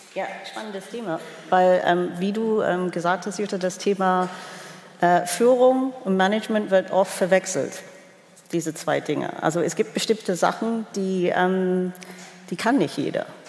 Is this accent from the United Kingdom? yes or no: yes; England, United Kingdom; moved away; als Engländerin